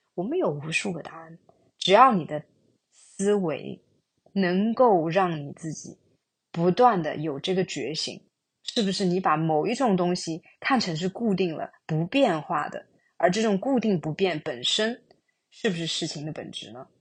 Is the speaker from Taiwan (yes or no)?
no; China; moved away as an adult; also born or lived in Singapore; 我自己本身出生在中国大陆，高中毕业之后去新加坡留学